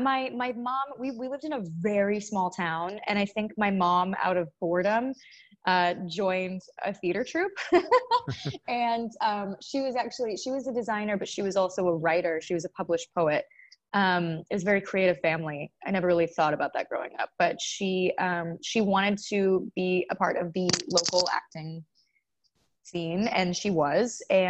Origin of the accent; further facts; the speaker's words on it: Seattle, Washington, United States; I take weird pride in the fact that I'm from Seattle, and I don't know why.